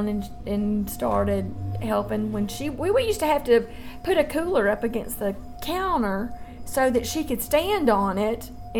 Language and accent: English; Memphis, Tennessee, United States; also born or lived in Dyersburg, Tennessee; we moved to Memphis, and I grew up in Memphis, too.